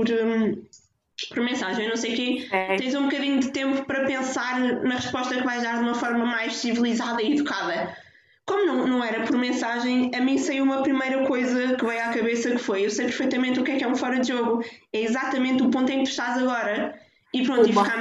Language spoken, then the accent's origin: Portuguese; Porto, Norte, Portugal; E eu, ah, ok, eu sou, sou do Porto, gosto muito de futebol